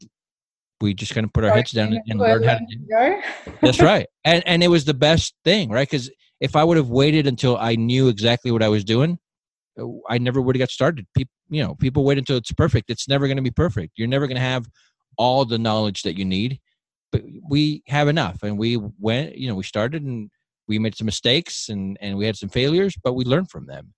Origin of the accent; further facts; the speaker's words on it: Southern California, United States; moved away as an adult; also born or lived in Southern Utah; now in Utah, United States; originally I'm from Southern California. I've lived here in Utah for the last 11, 12 years